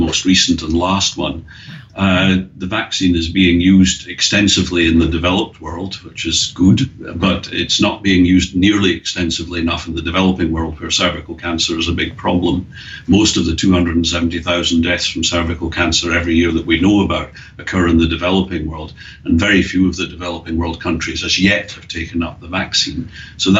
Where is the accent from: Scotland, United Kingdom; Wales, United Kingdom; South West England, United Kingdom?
Scotland, United Kingdom; now in Australia; we both had a little bit of a problem with the English language, me being Scottish